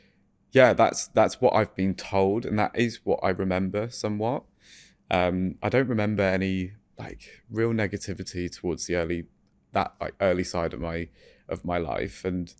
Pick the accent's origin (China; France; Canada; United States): France; So I grew up in France, and I don't really have many memories, if I'm honest, from that time, but I was very happy.